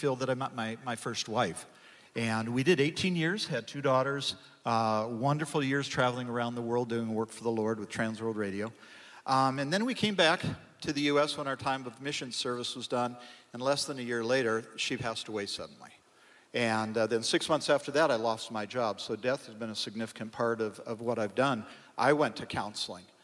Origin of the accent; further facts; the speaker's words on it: California, United States; moved away as an adult; also born or lived in Colorado; I grew up in California